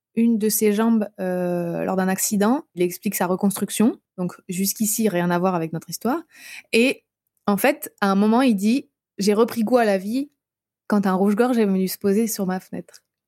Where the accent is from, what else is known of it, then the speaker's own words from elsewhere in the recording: Brittany, France; moved away; je suis bretonne à la base